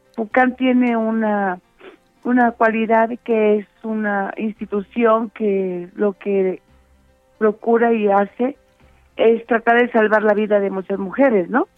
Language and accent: Spanish; Mexico; como ciudadanas, como mexicanas